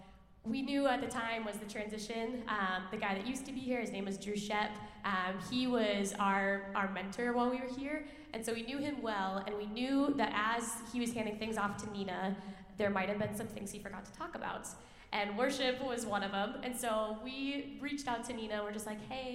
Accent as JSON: {"language": "English", "town": "Roseville", "region": "Minnesota", "country": "United States", "tie": "born or raised there", "also_born_or_lived": "White Bear Lake, Minnesota", "said": "I grew up in the Roseville and White Bear areas."}